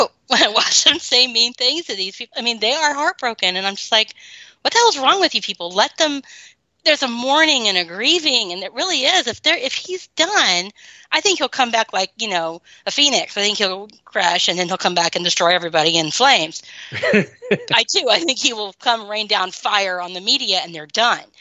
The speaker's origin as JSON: {"language": "English", "region": "the Bible Belt", "country": "United States", "tie": "born or raised there", "said": "I grew up in the Bible Belt."}